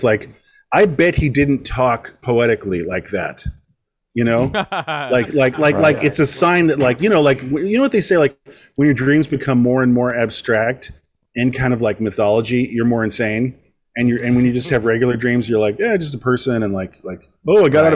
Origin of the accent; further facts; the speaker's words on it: Westchester, New York, United States; I grew up in Westchester, and it's very similar to this area, Connecticut